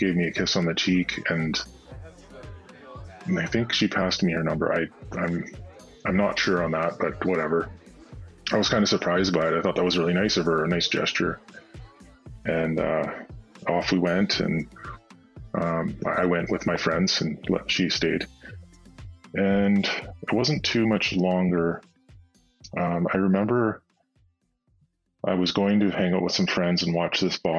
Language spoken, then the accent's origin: English; Nanaimo, British Columbia, Canada; originally born and raised in Nanaimo